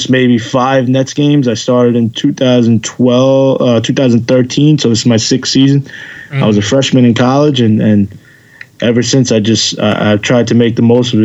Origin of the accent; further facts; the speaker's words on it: New York City, New York, United States; I was doing everything I possibly could in my little driveway in the backyard in Queens.